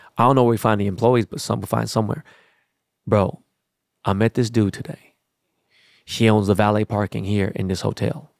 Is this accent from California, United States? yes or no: yes; Los Angeles, California, United States; I'm from Los Angeles.